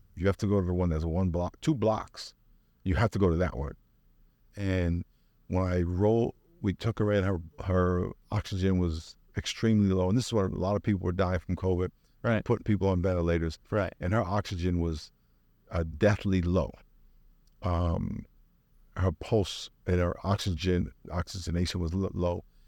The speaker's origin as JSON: {"language": "English", "area": "Long Island", "region": "New York", "country": "United States", "tie": "born or raised there", "moved": "as an adult", "lives_now": "San Diego, United States", "said": "I grew up in New York."}